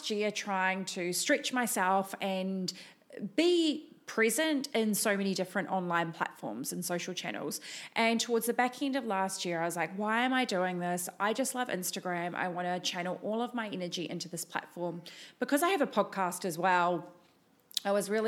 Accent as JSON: {"language": "English", "country": "New Zealand", "moved": "as an adult", "lives_now": "Gold Coast, Australia", "said": "I have a little bit of an accent, and I am originally from New Zealand."}